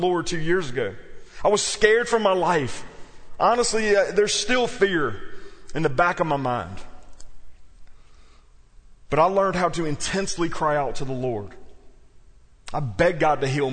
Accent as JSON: {"language": "English", "region": "South Louisiana", "country": "United States", "tie": "born or raised there", "also_born_or_lived": "New Orleans", "moved": "yes", "said": "I was raised in South Louisiana"}